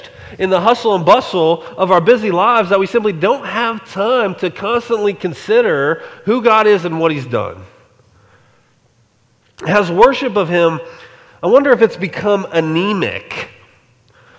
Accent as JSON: {"language": "English", "region": "Colorado", "country": "United States", "tie": "born or raised there", "also_born_or_lived": "Alaska", "moved": "yes", "said": "I grew up in Colorado"}